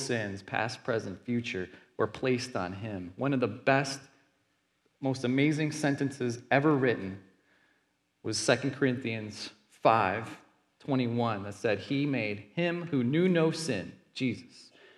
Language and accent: English; Texas, United States; moved away as an adult; Our family, we're from Texas